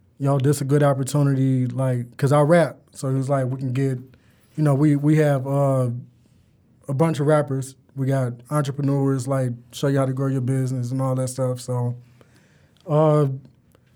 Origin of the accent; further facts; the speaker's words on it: United States; I'm from Harper County area, Ravendale, Harper side